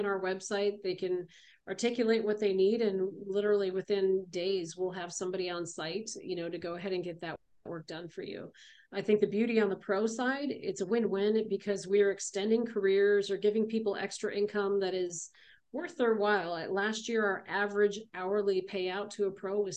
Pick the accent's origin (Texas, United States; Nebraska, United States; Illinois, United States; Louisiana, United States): Illinois, United States; Chicago; now in Arizona, United States; I was born in Chicago